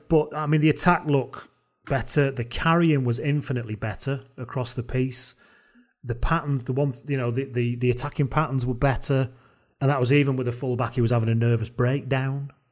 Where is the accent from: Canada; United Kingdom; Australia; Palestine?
United Kingdom; Welsh, Wales; as a Welsh person